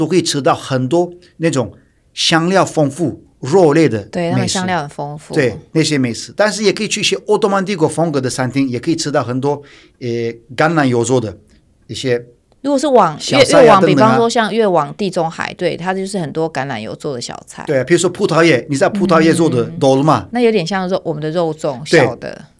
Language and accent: Chinese; Turkey; Chinese is a second language; 也是宣传一下土耳其，我的家乡。